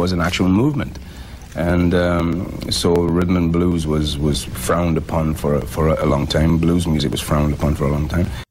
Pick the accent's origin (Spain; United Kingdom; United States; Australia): United Kingdom; England; moved away; everybody else in my hometown